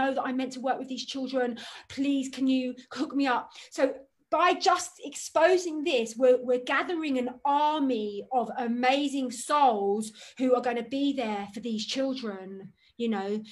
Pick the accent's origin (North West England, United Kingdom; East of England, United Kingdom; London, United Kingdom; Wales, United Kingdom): London, United Kingdom; I grew up in Hampstead